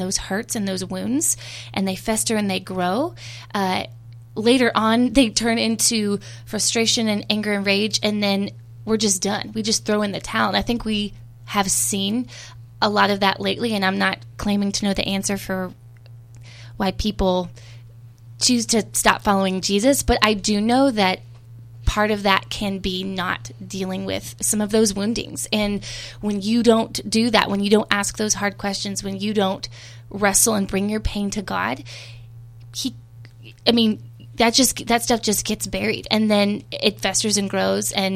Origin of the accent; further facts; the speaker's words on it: Texas, United States; I'm from Texas